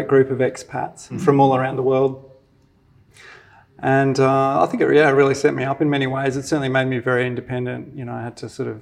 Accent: Brisbane, Queensland, Australia; also born or lived in Sydney / Mackay / Caboolture; So I was born in Brisbane and went away for a bit to Sydney when I was really young. Came back and did all my schooling in Brisbane

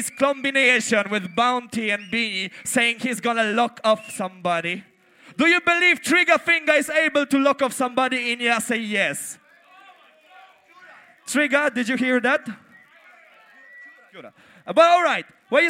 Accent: Poland; I come from Poland.

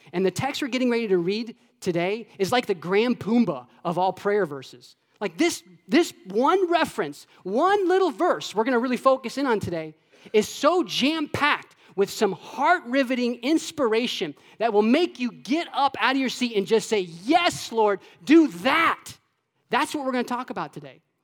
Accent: Florida, United States; when I was a kid, um, I grew up in Florida.

